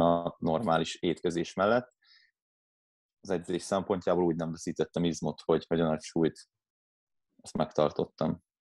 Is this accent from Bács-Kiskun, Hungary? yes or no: no; Vác, Pest, Hungary; Itt Vácon, Vácon, én Váci vagyok